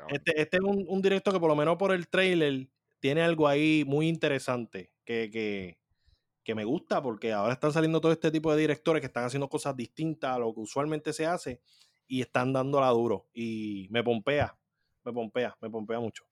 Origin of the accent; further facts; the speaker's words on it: Puerto Rico; somos boricuas